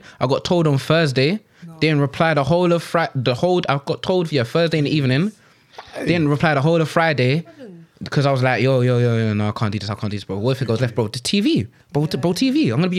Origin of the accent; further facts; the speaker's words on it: Cameroon; No, I'm from Cameroon. No, I'm Anglophone. I can't speak a lick of French. I can speak pidgin, though.